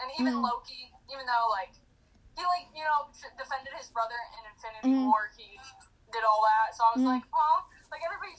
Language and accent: English; Sandusky, Ohio, United States; I am from Northern Ohio. Oh. Sandusky.